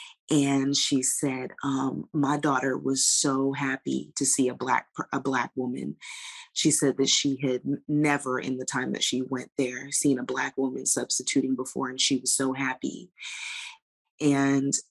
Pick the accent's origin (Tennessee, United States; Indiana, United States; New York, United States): New York, United States; New York City; moved away as an adult; growing up in Jamaica, Queens